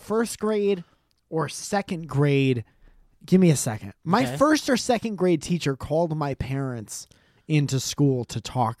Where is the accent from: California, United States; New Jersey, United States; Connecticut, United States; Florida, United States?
Connecticut, United States; I grew up in Connecticut